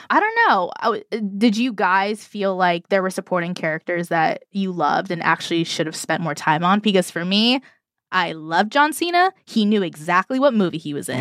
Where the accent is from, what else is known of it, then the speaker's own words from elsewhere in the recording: United States; I'm American